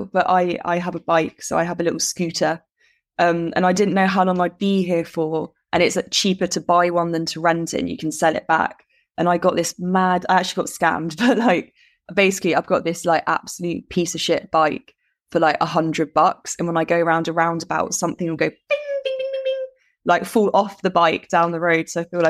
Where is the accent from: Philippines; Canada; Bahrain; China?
Bahrain; I mean, I grew up abroad anyway, so I grew up in Bahrain in the Middle East.